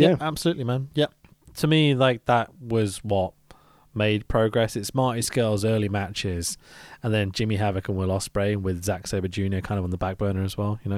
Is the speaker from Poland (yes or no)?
no; United Kingdom; I'm British.